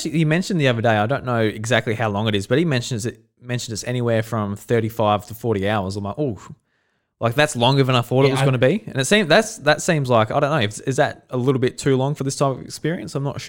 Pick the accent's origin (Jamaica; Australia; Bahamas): Australia; Yeah, just like as an Australian